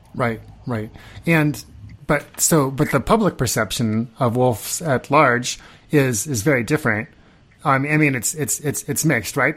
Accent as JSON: {"language": "English", "region": "Nebraska", "country": "United States", "tie": "born or raised there", "said": "I grew up in Nebraska."}